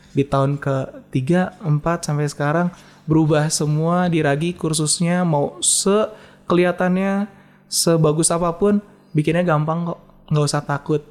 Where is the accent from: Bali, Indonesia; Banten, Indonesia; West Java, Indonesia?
West Java, Indonesia; Bandung; gue tuh orang Bandung